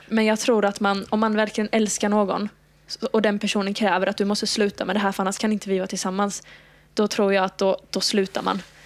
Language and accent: Swedish; Halmstad, Halland County, Sweden; moved away as an adult; now in Malmö, Sweden; jag är från Halmstad. Jag flyttade ner till Malmö då för att börja plugga för två och ett halvt år sedan